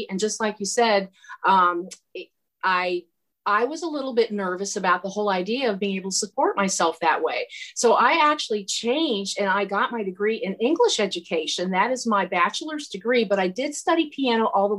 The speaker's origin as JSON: {"language": "English", "town": "Lima", "region": "Ohio", "country": "United States", "tie": "born or raised there", "moved": "yes", "said": "I'm from Lima, Ohio, which is halfway between Dayton and Toledo. So I grew up a Buckeye"}